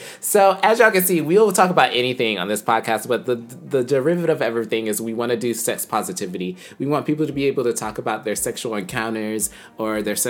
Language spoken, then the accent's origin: English; Florida, United States; now in Los Angeles, United States; I'm actually from Florida.